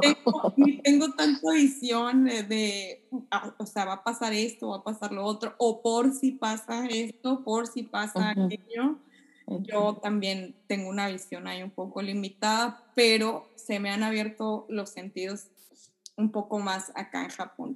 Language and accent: Spanish; Sonora, Mexico; now in Japan; yo que soy de Sonora, pues, no, no cae nieve por allá donde yo vivo